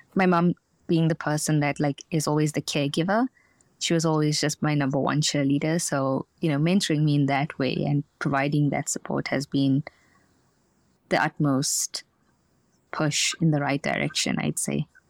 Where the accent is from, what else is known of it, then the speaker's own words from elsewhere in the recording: South Africa; moved away; I'm from South Africa